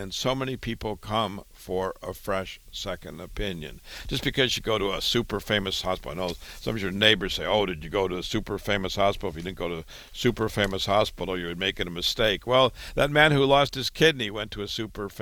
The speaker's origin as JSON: {"language": "English", "town": "Waterloo", "region": "Iowa", "country": "United States", "tie": "born or raised there", "also_born_or_lived": "Chicago / Boston", "moved": "as an adult", "said": "I was born and raised in Waterloo, Iowa"}